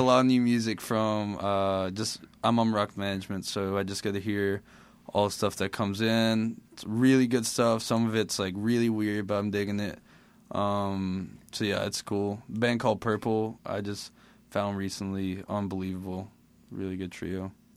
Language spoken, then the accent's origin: English; Mississippi, United States; also born or lived in Caracas, Venezuela; I was born in Caracas, Venezuela, and then after about a year and a half, I moved to Mississippi with my dad and my mom. Um, just lived with my grandma for a while. Um, so yeah, raised in Mississippi